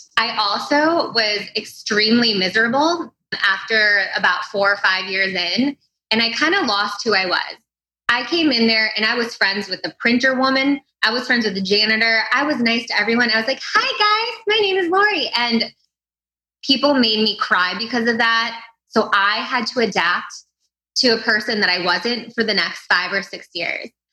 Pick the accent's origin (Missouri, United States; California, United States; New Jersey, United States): Missouri, United States; St. Louis; also born or lived in Chicago, Illinois; I'm from the Midwest. I grew up in St. Louis. Um, I was born in Chicago